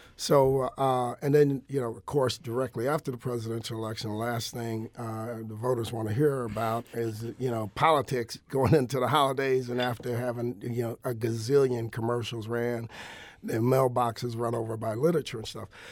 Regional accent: Joliet, Illinois, United States; moved away as an adult; now in St. Louis, United States; I'm originally from Joliet, Illinois

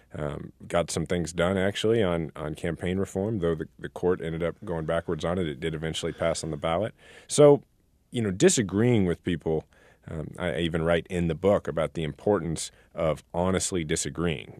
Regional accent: Kansas City, Missouri, United States; my hometown

